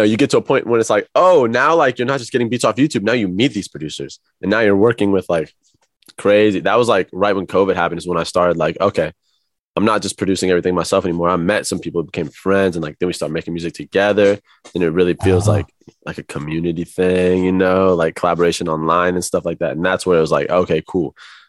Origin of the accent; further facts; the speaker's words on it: Midwest, United States; now in Los Angeles, United States; compared to like, you know, growing up in the Midwest all my life, it was cool.